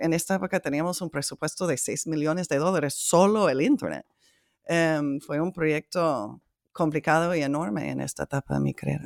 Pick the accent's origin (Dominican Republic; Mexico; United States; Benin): United States; trabajando en uno de los condados más ricos de mi país